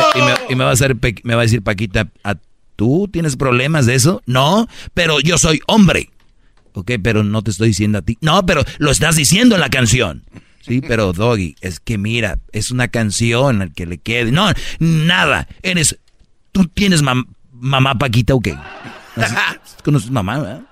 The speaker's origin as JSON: {"language": "Spanish", "town": "Monterrey", "region": "Nuevo León", "country": "Mexico", "said": "soy regio, nosotros hablamos así fuerte"}